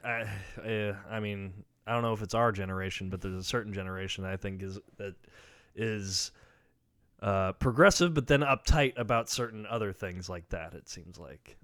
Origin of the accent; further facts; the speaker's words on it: near Grand Island, Nebraska, United States; now in Lincoln, United States; that's the closest town to where I'm from